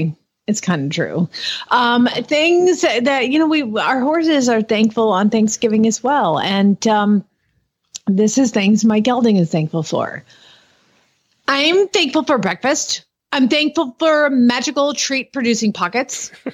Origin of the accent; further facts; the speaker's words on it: Atlanta, Georgia, United States; now in Norman, United States; my hometown, Glenn. Where is that? Atlanta, Georgia.